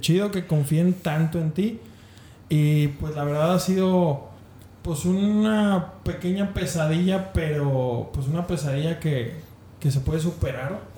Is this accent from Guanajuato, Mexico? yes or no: yes; León, Guanajuato, Mexico; Mi, mi familia es de Monterrey, yo soy de León, Guanajuato